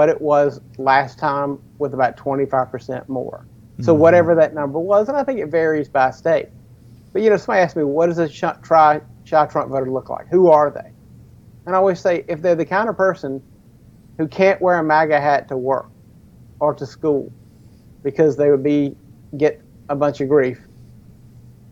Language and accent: English; United States; We are Americans